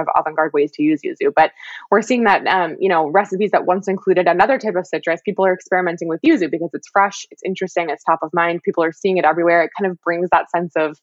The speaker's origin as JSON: {"language": "English", "region": "California", "country": "United States", "tie": "born or raised there", "said": "I grew up in California with a Meyer lemon tree."}